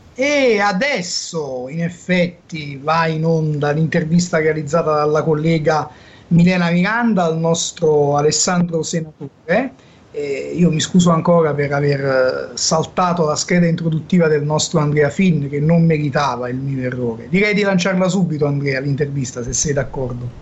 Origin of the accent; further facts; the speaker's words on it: Naples, Campania, Italy; essendo napoletano